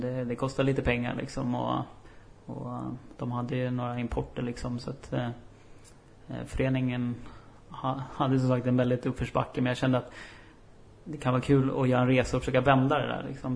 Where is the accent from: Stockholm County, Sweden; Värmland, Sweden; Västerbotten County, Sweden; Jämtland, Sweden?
Stockholm County, Sweden; Upplands Väsby; moved away as an adult; now in Umeå, Sweden; då flyttade jag hem och så gick jag ut gymnasiet i, i Väsby där jag kommer ifrån